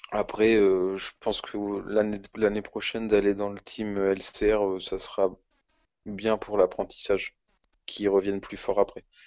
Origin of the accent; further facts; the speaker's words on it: France; En tant que Français chauvin